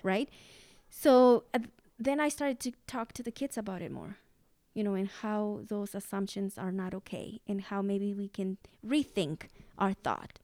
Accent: Mexico; English is a second language; moved away; I was seven years old, and this was in Mexico

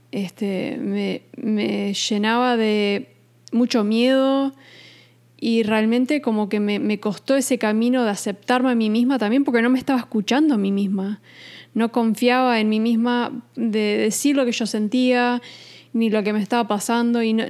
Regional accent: New York, United States; now in Uruguay; nosotros nos criamos en Estados Unidos, en Nueva York, entonces ese cambio abrupto de irnos de Nueva York a Uruguay fue fue muy difícil.

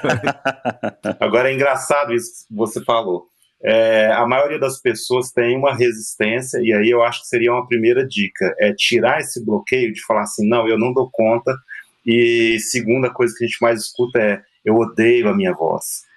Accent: Belo Horizonte, Minas Gerais, Brazil; nós mineiros, por exemplo, a gente tem mania de comer o fim das palavras

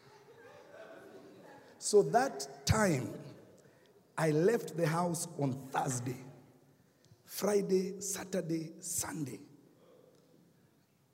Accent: Kenya; accent: Kenyan; now in United States; I got my Kenyan accent back

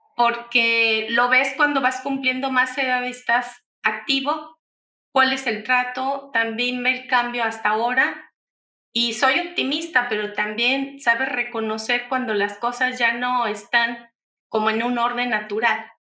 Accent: Mexico; usamos en México

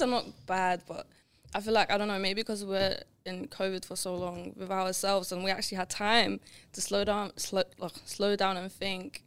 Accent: Lithuania; English is a second language; now in England; growing up in Lithuania

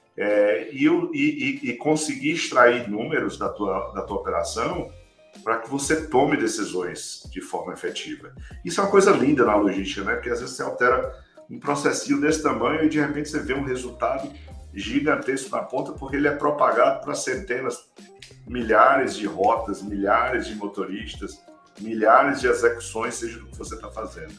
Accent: Ceará, Brazil; moved away as an adult; also born or lived in Fortaleza / São Paulo; now in Orlando, United States; entre o meu Ceará, que eu sou cearense, morava lá em Fortaleza

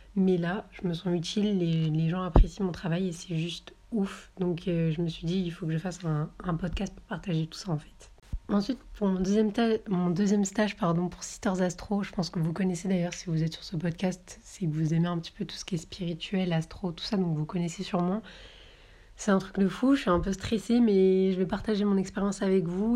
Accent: Marseille, Provence-Alpes-Côte d'Azur, France; moved away as an adult; also born or lived in Avignon; now in Paris, France; je viens du sud de la France, de Marseille et ses environs

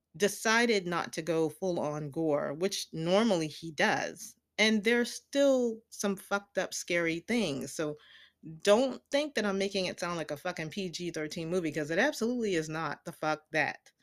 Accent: the South, United States; I grew up in the South

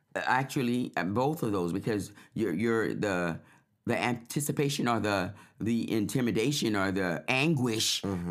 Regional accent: New Orleans, Louisiana, United States; I'm from New Orleans

